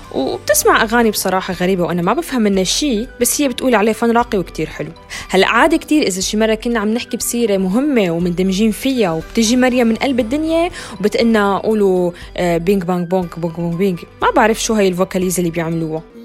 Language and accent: Arabic; Syria; also born or lived in Turkey; now in Norway; من سوريا عشت بتركيا بس حاليا عايشة بالنرويج